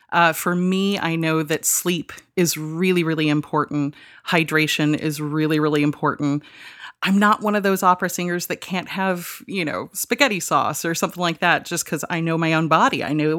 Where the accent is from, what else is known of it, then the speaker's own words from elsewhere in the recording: Georgia, United States; Well, I grew up, hilariously enough, in the Deep South, in a tiny little valley in North Georgia. Rome, Georgia is the town that we went to for groceries.